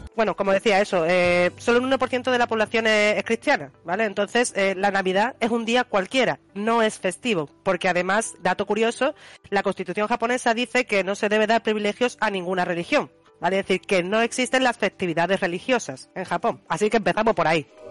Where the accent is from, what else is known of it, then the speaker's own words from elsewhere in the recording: Spain; nosotros sí que es verdad que aquí en España somos más de los Reyes Magos